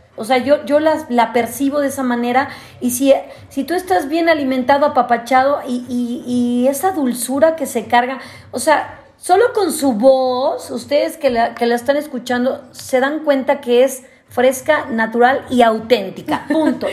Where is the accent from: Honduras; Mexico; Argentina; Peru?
Mexico; Mexico City; yo que soy chilanga